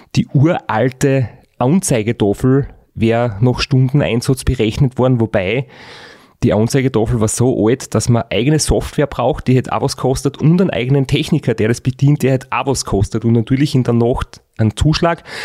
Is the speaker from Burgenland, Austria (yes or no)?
no; Styria, Austria; bei uns daheim in der Steiermark